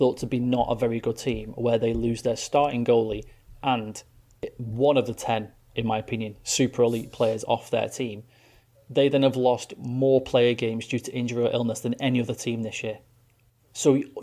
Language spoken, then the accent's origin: English; England, United Kingdom; I'm fucking English